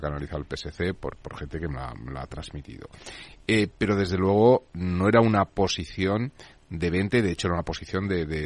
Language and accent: Spanish; Madrid, Community of Madrid, Spain; soy de Chamberí